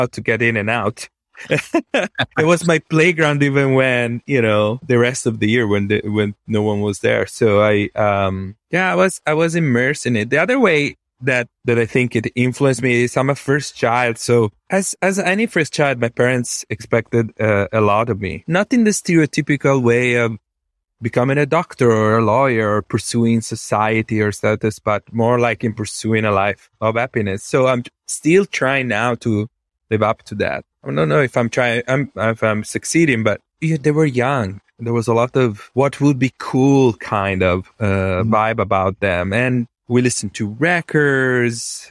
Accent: Venice, Veneto, Italy; English is a second language; moved away as an adult; now in United States; I was born in Venice, Italy, which is a strange place to be born and grow up

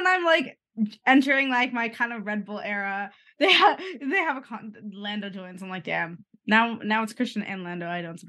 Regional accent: Canada; We're Canadian.

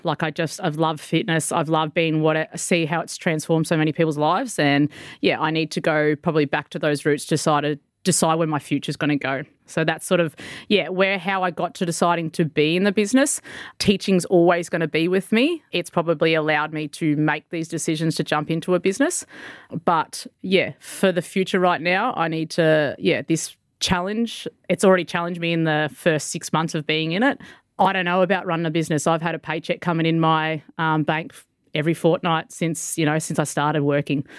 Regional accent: Victoria, Australia; moved away as an adult; now in Mackay, Australia; I'm actually made the, the move up to here in Mackay 'cause I'm originally from Victoria.

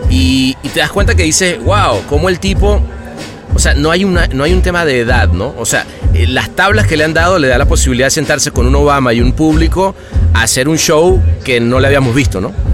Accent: Venezuela; moved away

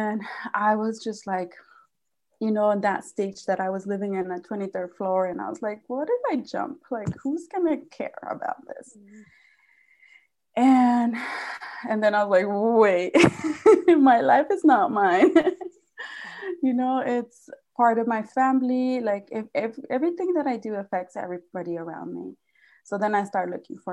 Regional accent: Mexico; moved away; I was born and raised in Mexico

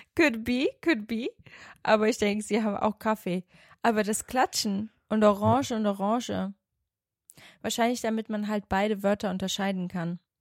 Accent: Portugal; ich bin ja Portugiesin.

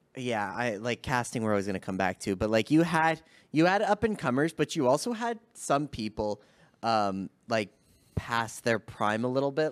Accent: Canada; being Canadian

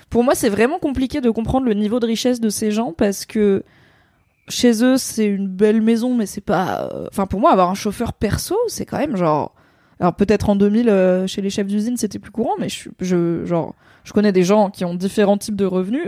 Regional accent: Drôme, Auvergne-Rhône-Alpes, France; je viens de la Drôme

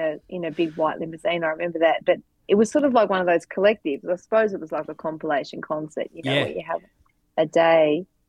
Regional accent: Devonport, Tasmania, Australia; also born or lived in Hobart; I was from Devonport.

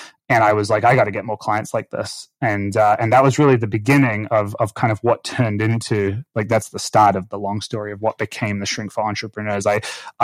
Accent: Auckland, New Zealand; moved away; I grew up in Auckland, New Zealand

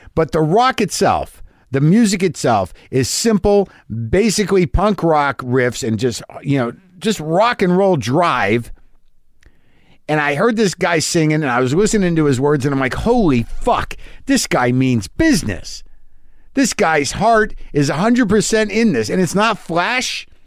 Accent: New Jersey, United States; I was born in New Jersey.

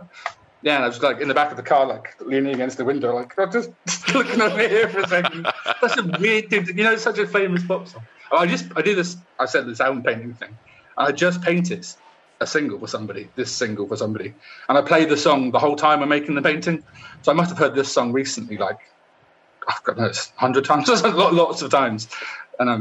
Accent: Poole, South West England, United Kingdom; moved away as an adult; also born or lived in Bournemouth / London; I'm from Bournemouth, or Poole, actually, which is next to Bournemouth

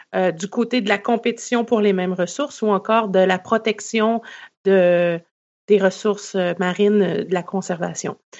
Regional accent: Quebec, Canada; moved away as an adult; also born or lived in Vancouver, Canada; vous allez l'entendre à mon accent. Je suis née au Québec et j'ai grandi au Québec.

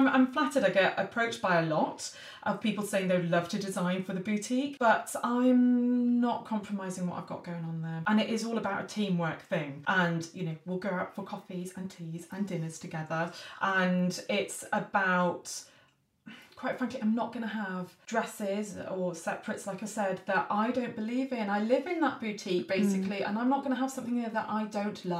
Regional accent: Aberystwyth, Wales, United Kingdom; I'm a farmer's daughter, originally. Oh, yes, so I grew up in Aberystwyth

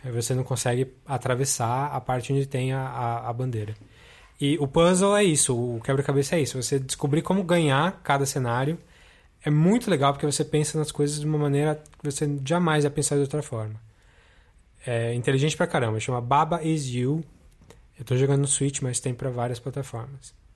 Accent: Brazil; born or raised there

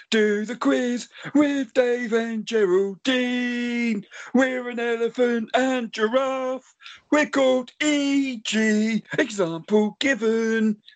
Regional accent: Cockermouth, North West England, United Kingdom; and I'm from Cockermouth.

